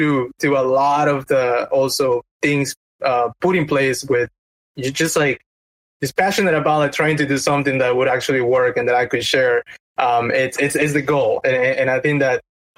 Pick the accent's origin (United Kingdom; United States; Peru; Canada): Peru; moved away; I'm from Peru